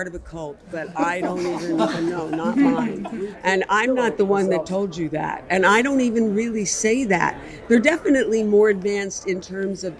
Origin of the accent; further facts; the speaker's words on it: Philadelphia, Pennsylvania, United States; I'm from Philadelphia, but I'm here in New Haven.